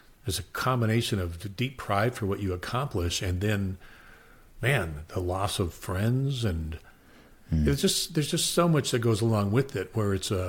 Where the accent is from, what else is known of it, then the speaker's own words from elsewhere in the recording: Phoenix, Arizona, United States; I was raised in Southwest Phoenix